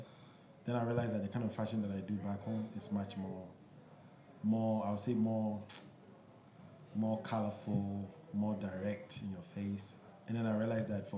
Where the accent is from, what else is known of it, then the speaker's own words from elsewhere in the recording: Ghana; When I was growing up in Ghana